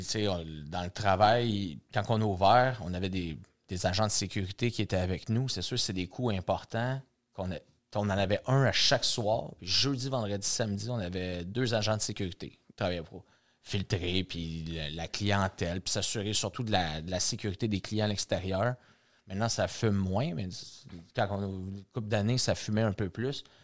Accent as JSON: {"language": "French", "town": "Saint-Jean-sur-Richelieu", "region": "Quebec", "country": "Canada", "tie": "born or raised there", "said": "on est à Saint-Jean-sur-Richelieu, c'est ma ville natale"}